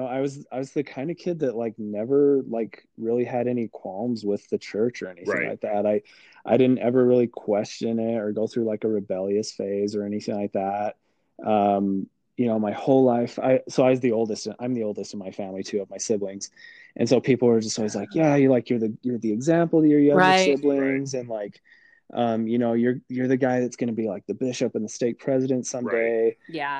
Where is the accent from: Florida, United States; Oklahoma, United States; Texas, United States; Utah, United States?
Utah, United States; Orthodox, like devout Mormon my entire life. Born and raised in Utah.